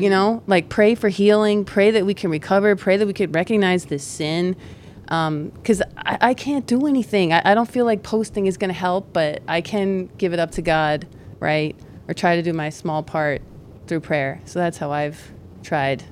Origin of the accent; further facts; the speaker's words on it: Greenwich, Connecticut, United States; I'm from Greenwich